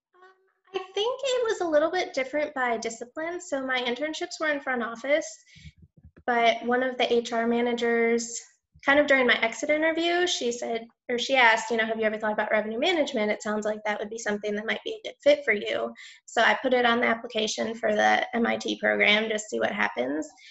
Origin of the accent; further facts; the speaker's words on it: Michigan, United States; moved away as an adult; now in New Orleans, United States; I grew up in Michigan